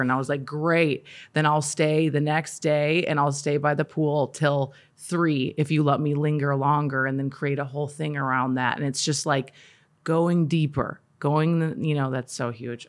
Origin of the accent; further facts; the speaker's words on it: Minnesota, United States; I grew up in Minnesota